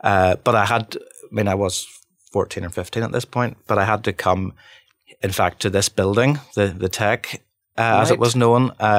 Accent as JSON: {"language": "English", "town": "Bangor", "region": "Northern Ireland", "country": "United Kingdom", "said": "You know, we're from Bangor, but how would we know how to do that?"}